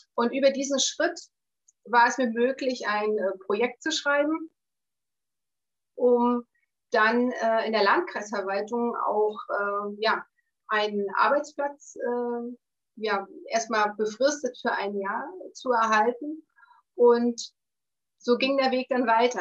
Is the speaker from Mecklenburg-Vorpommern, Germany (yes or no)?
yes; Wolgast, Mecklenburg-Vorpommern, Germany; Ich bin in Wolgast in Vorpommern geboren bin aufgewachsen in Wolgast zur Schule gegangen.